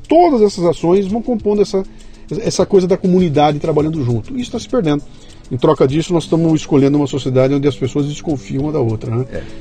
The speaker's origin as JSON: {"language": "Portuguese", "town": "Bauru", "region": "São Paulo", "country": "Brazil", "tie": "born or raised there", "said": "eu cresci em Bauru, interior de São Paulo"}